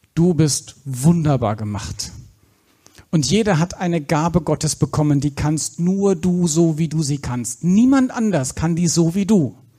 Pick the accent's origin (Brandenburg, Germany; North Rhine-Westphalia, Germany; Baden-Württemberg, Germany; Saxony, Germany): Baden-Württemberg, Germany; Black Forest; im Schwarzwald, wo ich herkomme